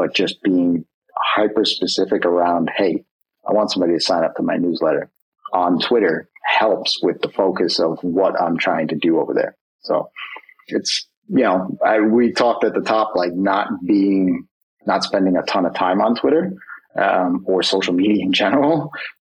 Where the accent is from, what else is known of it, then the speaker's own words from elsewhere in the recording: New York, United States; I'm a New Yorker